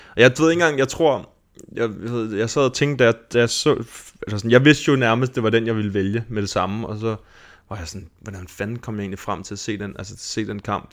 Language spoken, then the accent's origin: Danish; Denmark; os som danskere